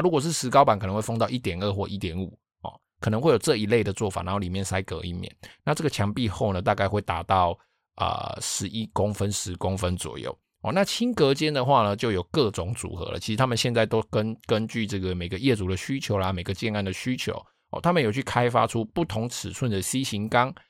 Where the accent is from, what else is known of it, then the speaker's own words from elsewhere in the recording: Taiwan; 我们台湾人